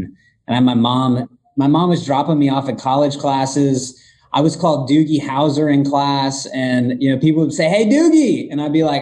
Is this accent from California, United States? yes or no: no; Northwest Florida, United States; I was born and raised in Northwest Florida